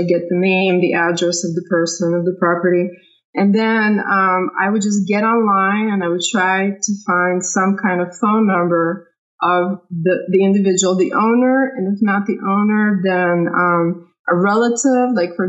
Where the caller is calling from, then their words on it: Louisville, Kentucky, United States; I'm calling from Louisville.